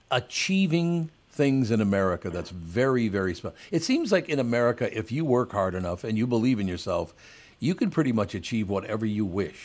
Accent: Minnesota, United States; born there; it's not just because I was born in, Minnesota and I'm an American guy.

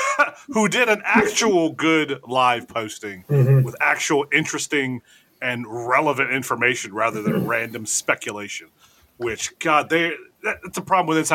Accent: United States; we're American

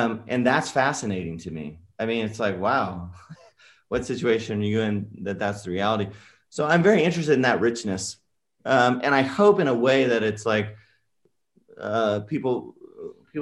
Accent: King City, California, United States; I grew up in the Salinas Valley

